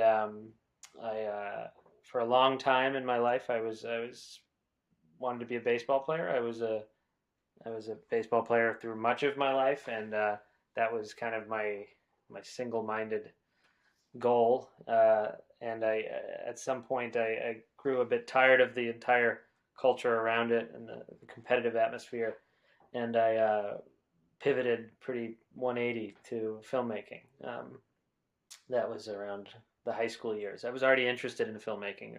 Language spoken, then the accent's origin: English; New Hampshire, United States; moved away as an adult; now in Los Angeles, United States; I'm from the United States, uh, specifically New Hampshire, uh, which is part of the Northeast region of the country. Um, I grew up in a small town, a small suburb of Boston